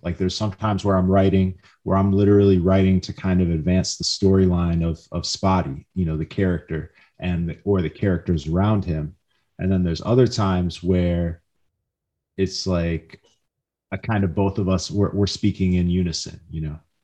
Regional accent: Midwest, United States; I grew up in the Midwest

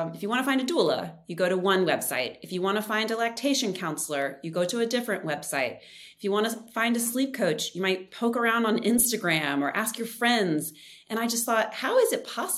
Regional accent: Richmond, Virginia, United States; moved away as an adult; we moved back right before the pandemic started to my hometown, Richmond, Virginia

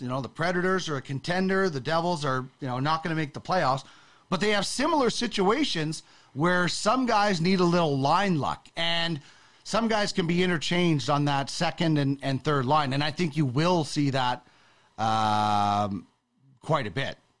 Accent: Brandon, Manitoba, Canada; I grew up in Brandon

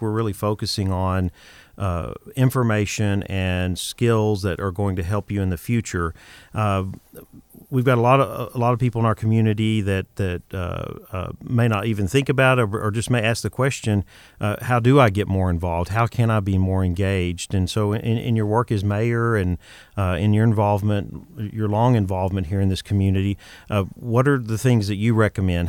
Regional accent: Texas, United States; moved away as an adult; also born or lived in Boston / New York City; I'm originally from Texas, but I lived in Boston and New York City.

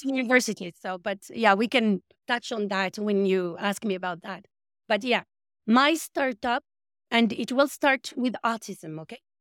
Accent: Marrakesh, Marrakesh-Safi, Morocco; moved away; My hometown is Marrakesh.

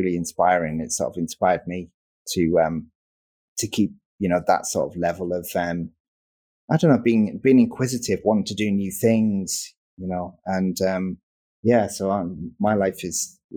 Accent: Darlington, North East England, United Kingdom; now in Manchester, United Kingdom; I'm from the northeast of the place called Darlington

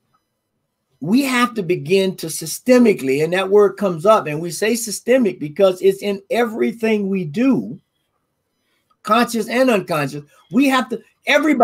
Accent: Deep South, United States; I'm raised in the South, deep South.

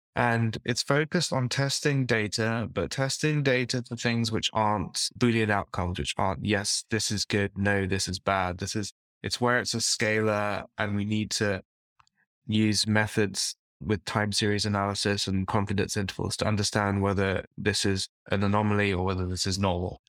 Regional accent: London, United Kingdom; I'm from London, and I grew up in East London

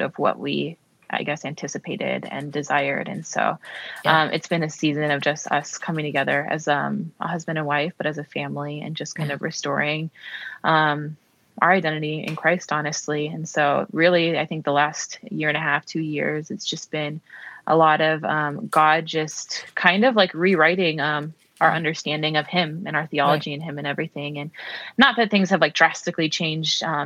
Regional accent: Minnesota, United States; moved away as an adult; also born or lived in Maryland, United States; now in Texas, United States; I grew up in Minnesota

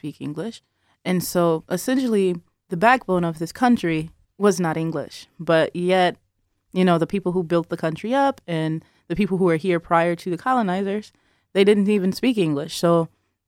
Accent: Detroit, Michigan, United States; Detroit, guys, I promise.

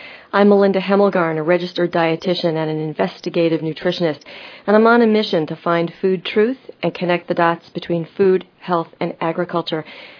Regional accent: East Coast, United States; now in Midwest, United States; I actually grew up on the East Coast and relocated to the Midwest about 28 years ago.

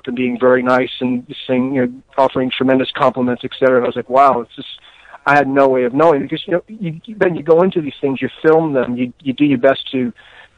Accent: New York City, New York, United States; moved away as an adult; also born or lived in West Coast; I'm originally from the East Coast, mm-hmm. you know, and of New York City.

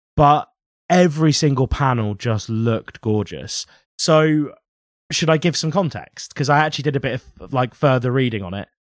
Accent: United Kingdom; We were in Britain

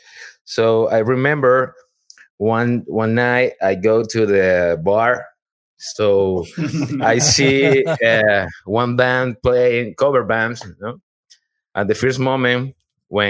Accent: Chile; English is a second language; moved away as an adult; now in Houston, United States; I am from Chile.

